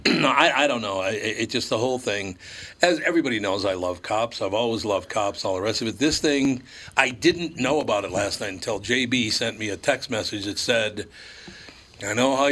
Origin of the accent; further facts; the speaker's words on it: Minneapolis, Minnesota, United States; I grew up in Minneapolis